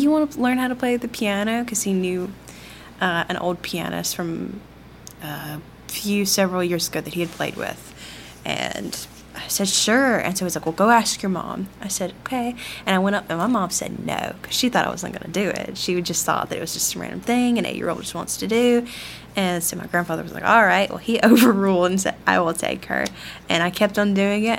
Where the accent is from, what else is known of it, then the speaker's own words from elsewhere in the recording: Greenwood, Mississippi, United States; I am from Greenwood, Mississippi